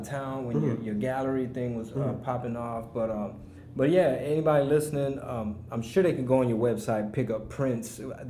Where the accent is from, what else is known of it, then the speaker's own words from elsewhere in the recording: Houston, Texas, United States; Like, oh my God, I'm from Houston.